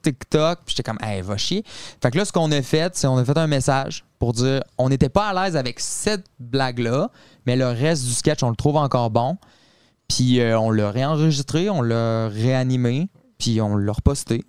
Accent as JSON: {"language": "French", "town": "Quebec City", "region": "Quebec", "country": "Canada", "said": "Mais non, nous, on vient euh, de Québec. On vient de la ville de Québec"}